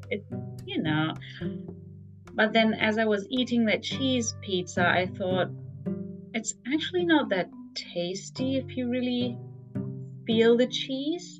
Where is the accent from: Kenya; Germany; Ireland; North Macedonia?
Germany; moved away as an adult; also born or lived in Frankfurt; now in Tokyo, Japan; so I'm from Germany originally. So I grew up in a very meat heavy country